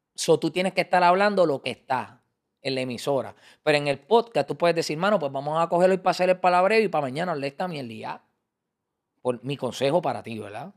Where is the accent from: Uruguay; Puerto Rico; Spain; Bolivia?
Puerto Rico; Carolina; yo soy de Carolina